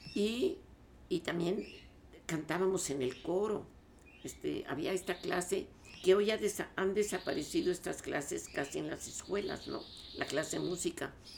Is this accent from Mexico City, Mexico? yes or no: yes; Mexico City, Mexico; also born or lived in La Paz, Baja California Sur; yo nací en La Paz Baja, California, eh, y llegué aquí a la Ciudad de México con, bueno, desde luego con mis padres, este, a vivir ya aquí en la ciudad